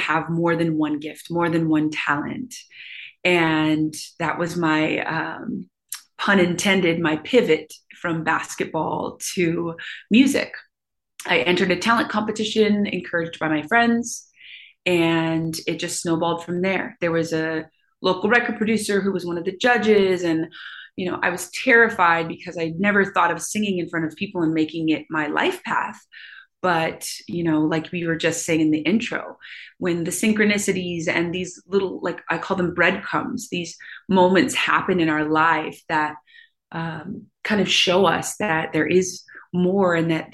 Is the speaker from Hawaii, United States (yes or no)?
yes; Kailua, Hawaii, United States; moved away as an adult; also born or lived in Portland, Oregon; now in Seattle, United States; I was born and raised in Kailua. It's a small town.